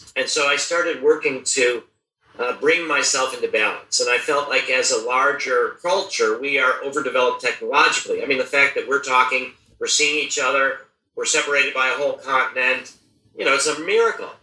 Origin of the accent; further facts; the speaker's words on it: United States; I was born in the United States in 1953